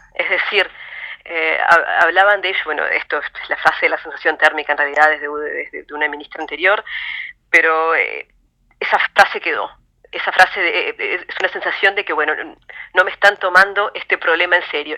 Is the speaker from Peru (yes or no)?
no; Uruguay; Los uruguayos no somos muy ruidosos, eh, somos solamente tres millones y tenemos un acento raro.